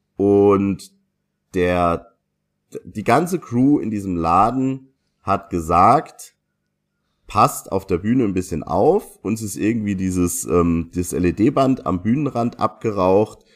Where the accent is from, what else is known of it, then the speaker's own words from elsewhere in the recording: Saarland, Germany; das Stigma, das wir Saarländer haben